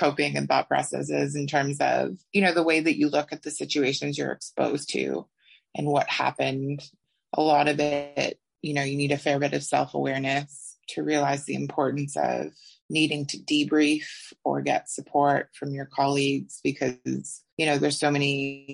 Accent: Toronto, Ontario, Canada; moved away as an adult; now in Australia; I am originally from Canada. I grew up in Toronto and moved to Australia when I was 29

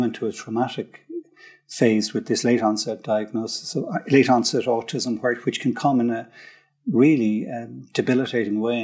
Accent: Dublin, Leinster, Ireland; I grew up in Frankfurt Park in Dundrum. It's kind of cul-de-sac, typical, like middle class, South Dublin

